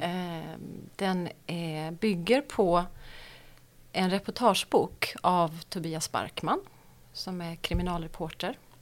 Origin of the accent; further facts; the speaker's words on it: Marieholm, Skåne, Sweden; also born or lived in Stockholm; jag är född i, eh, i Stockholm och så flyttade vi ner till Skåne när jag var fem. Och då eh, flyttade vi till en by som heter Marieholm